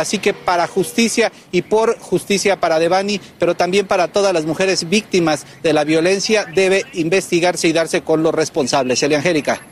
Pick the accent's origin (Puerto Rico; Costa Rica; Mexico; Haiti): Puerto Rico; yo que soy de aquí de Puerto Rico